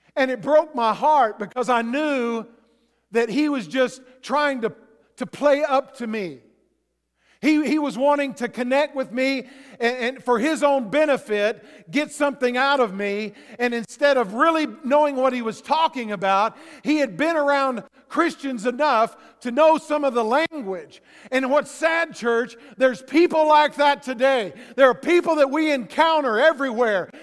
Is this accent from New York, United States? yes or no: no; Texas, United States; I grew up in Texas